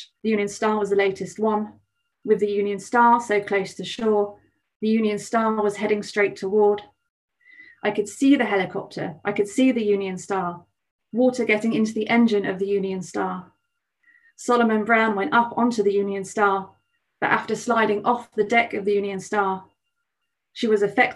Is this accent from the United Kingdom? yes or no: yes; Cornwall, South West England, United Kingdom; moved away; The beach that I grew up near Cornwall